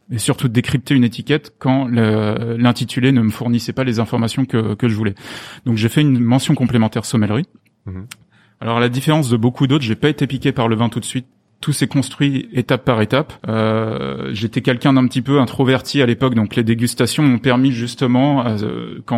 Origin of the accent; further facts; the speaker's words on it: Clermont-Ferrand, Auvergne-Rhône-Alpes, France; now in Paris, France; moi je suis originaire de Clermont-Ferrand